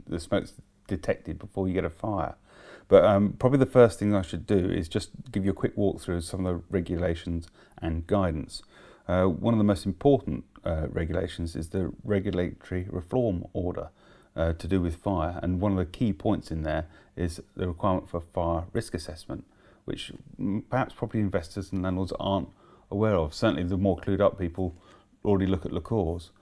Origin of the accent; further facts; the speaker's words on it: Letchworth, East of England, United Kingdom; my hometown of, at that time, Letchworth